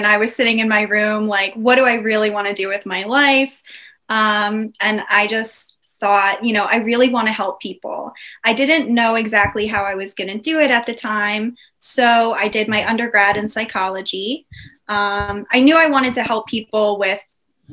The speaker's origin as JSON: {"language": "English", "area": "Dutchess County", "region": "New York", "country": "United States", "tie": "born or raised there", "also_born_or_lived": "Westchester County, New York", "moved": "as an adult", "lives_now": "Delaware, United States", "said": "So I was born in New York, Westchester County, just a little bit north of New York City. And then when I was 8, I moved to Dutchess County, which is even a little bit more north"}